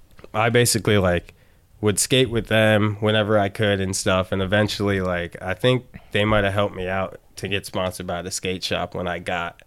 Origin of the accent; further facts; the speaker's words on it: Midwest, United States; No, I think the thing with shorties was I'm from the Midwest, you know, I'm way out there.